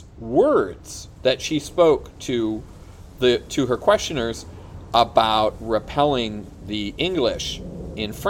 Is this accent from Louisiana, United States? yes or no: no; Des Plaines, Illinois, United States; moved away; I grew up in a town called Des Plaines, Illinois.